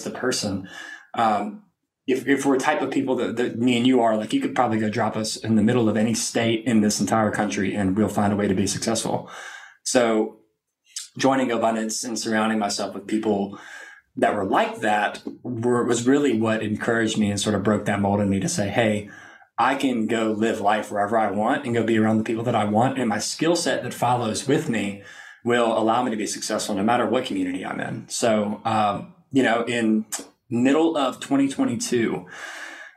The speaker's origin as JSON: {"language": "English", "town": "Lake Charles", "region": "Louisiana", "country": "United States", "tie": "born or raised there", "moved": "as an adult", "lives_now": "Austin, United States", "said": "I was born and raised in Southwest Louisiana, a little town called Lake Charles"}